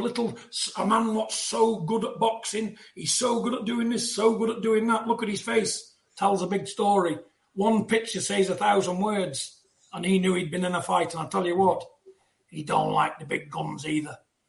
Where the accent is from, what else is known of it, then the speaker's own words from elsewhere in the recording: United Kingdom; Support your man. You know, because we're all British people.